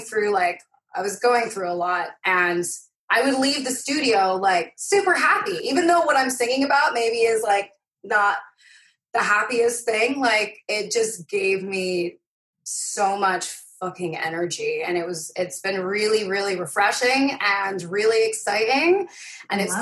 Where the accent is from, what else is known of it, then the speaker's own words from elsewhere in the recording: Fife, Scotland, United Kingdom; accent: Scottish; moved away; also born or lived in Dunfermline / Inverkeithing / Rosyth; I grew up in Fife, which is an area just north